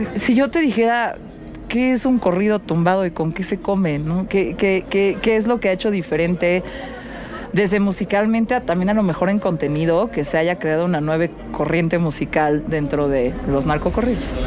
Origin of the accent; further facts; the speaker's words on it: Mexico City, Mexico; soy de la Ciudad de México